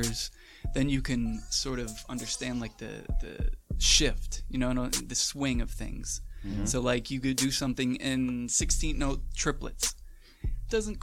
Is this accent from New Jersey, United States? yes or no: yes; Manahawkin, New Jersey, United States; New Jersey. What part? Manahawkin is the name. It's the mainland of Long Beach Island.